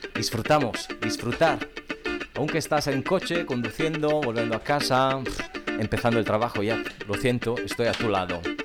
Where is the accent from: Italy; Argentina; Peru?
Italy; now in Ibiza, Spain; soy un espaguetín italiano que pero vive aquí en la isla